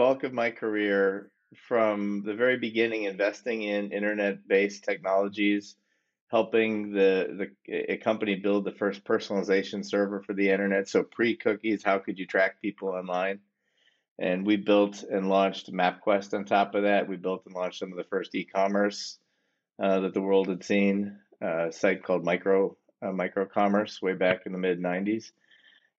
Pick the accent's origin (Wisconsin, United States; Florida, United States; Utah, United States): Wisconsin, United States; also born or lived in Boston / New York / Pittsburgh / Washington, D.C.; now in Chapel Hill, United States; I'm from Wisconsin originally